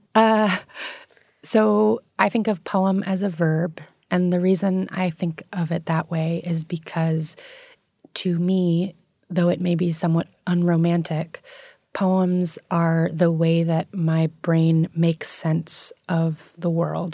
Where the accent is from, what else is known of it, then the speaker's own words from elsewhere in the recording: New York City, New York, United States; I grew up in New York City